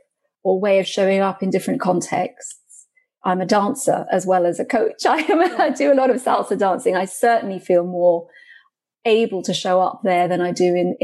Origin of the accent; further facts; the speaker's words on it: United Kingdom; also born or lived in Goa, India (ancestry); I'm of Indian origin, so I was born here in Britain, but I'm from Goa in India.